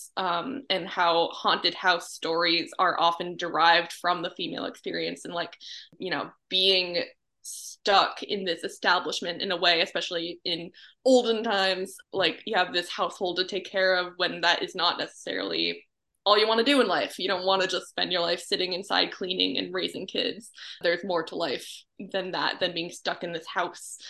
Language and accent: English; Gray, Maine, United States; my hometown is called Gray. It's in Maine, about 20 minutes or like a half hour north of Portland